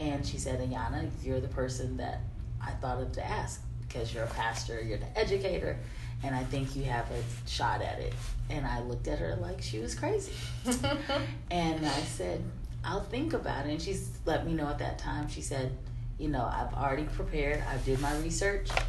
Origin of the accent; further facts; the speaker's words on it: Mexico, Missouri, United States; I was born and raised in Mexico, Missouri